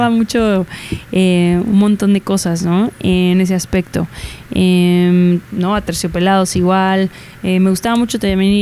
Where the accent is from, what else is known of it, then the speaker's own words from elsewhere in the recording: Guadalajara, Jalisco, Mexico; Yo soy de Guadalajara